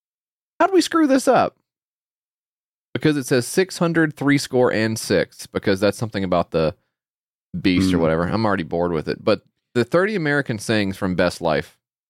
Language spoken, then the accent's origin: English; Ukraine; I'm from Ukraine, and I find it really strange when people say they're not a big fan of instead of saying they don't like something.